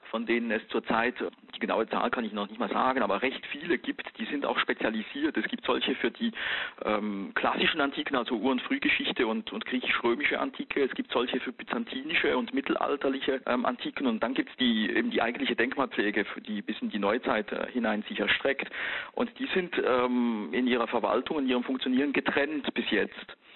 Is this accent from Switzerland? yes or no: yes; Switzerland; ich bin ja Schweizer Staatsbürger von Haus aus, ne?